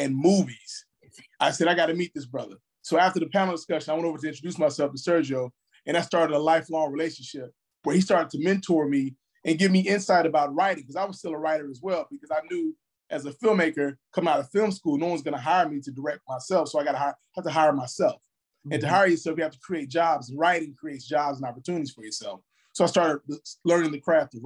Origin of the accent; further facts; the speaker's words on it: Chicago, Illinois, United States; I'm from the South Side of Chicago, West Pullman. And growing up in Chicago